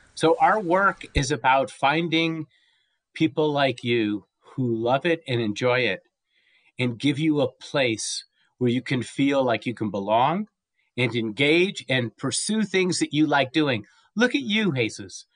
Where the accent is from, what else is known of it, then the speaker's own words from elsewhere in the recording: Los Angeles, California, United States; now in Santa Fe, United States; I was from Southern California for many years, uh, Los Angeles, uh, but now I live in Santa Fe, New Mexico